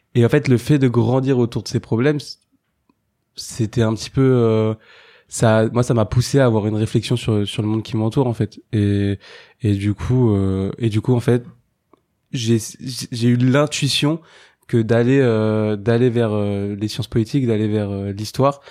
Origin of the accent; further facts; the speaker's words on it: Saint-Denis, Île-de-France, France; j'ai grandi et j'habite à Saint-Denis